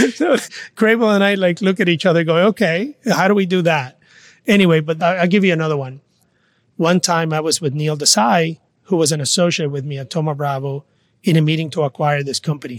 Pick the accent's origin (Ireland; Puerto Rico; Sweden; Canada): Puerto Rico; Mayagüez; moved away; also born or lived in New York; I am from Mayagüez, Puerto Rico. I grew up in a small town